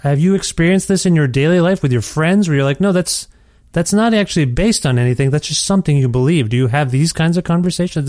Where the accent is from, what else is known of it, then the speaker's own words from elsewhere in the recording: Canada; now in Edmonton, Canada; as a Canadian